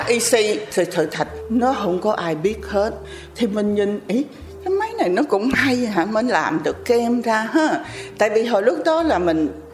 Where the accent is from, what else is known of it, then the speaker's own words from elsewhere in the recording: Vietnam; moved away; also born or lived in France; mình sinh ở Việt Nam